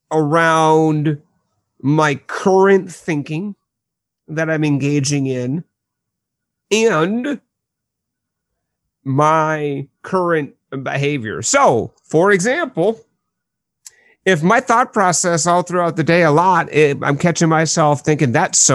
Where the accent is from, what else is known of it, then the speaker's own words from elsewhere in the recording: Midwest, United States; not directly to them because I am a Midwesterner after all.